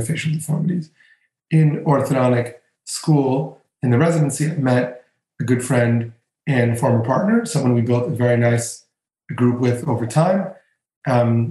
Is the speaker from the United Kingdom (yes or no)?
no; Greece; moved away; in my home country, in Greece